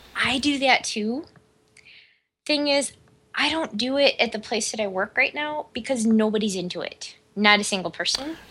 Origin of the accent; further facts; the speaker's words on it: Omaha, Nebraska, United States; We grew up in Omaha, fucking Nebraska